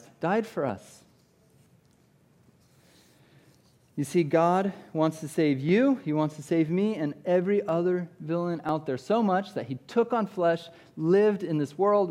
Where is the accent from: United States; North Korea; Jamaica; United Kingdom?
United States; Iowa; I grew up in Iowa